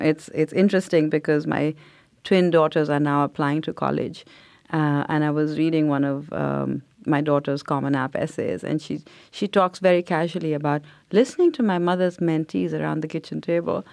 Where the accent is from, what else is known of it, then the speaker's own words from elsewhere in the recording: India; now in United States; growing up in India because everybody looked like me